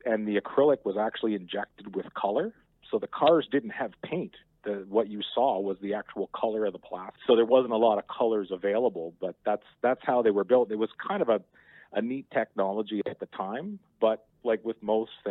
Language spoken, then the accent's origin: English; New Brunswick, Canada; moved away; I'm originally from New Brunswick, and I remember as a really small kid, around the time, 1975, 76 or so, the Canada Day parades in my hometown